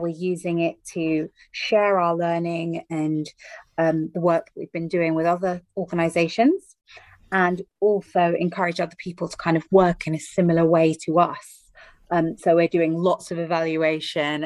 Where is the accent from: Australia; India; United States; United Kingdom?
United Kingdom; London; So I'm joining you from the UK today, from London, England